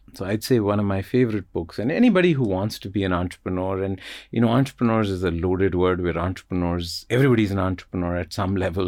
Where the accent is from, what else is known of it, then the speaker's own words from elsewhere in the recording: Jammu and Kashmir, India; moved away; also born or lived in United States; growing up in Kashmir, which is a fascinating place but an economic wasteland